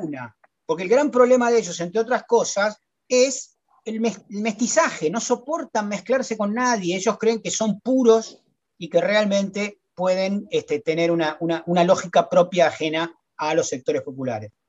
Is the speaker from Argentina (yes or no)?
yes; Argentina